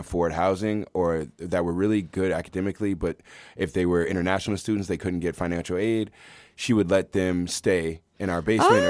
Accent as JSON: {"language": "English", "town": "Washington", "region": "District of Columbia", "country": "United States", "tie": "born or raised there", "said": "Washington, D.C."}